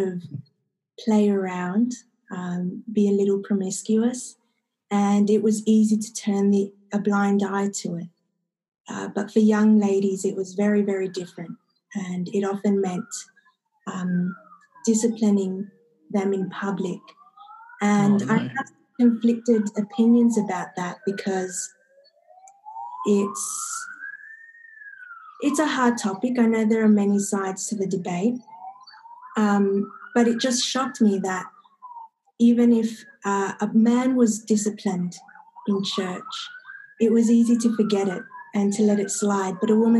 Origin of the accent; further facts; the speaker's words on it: Sydney, New South Wales, Australia; I come from Western Sydney originally. I am the child of two immigrant parents from South America